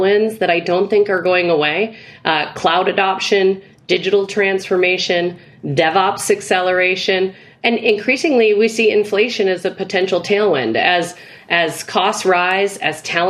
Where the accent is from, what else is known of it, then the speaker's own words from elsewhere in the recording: Midwest, United States; as a Midwesterner